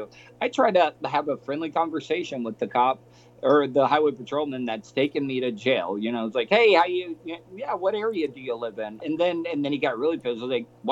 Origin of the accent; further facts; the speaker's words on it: the South, United States; growing up in the South, you know, growing up in some of these small towns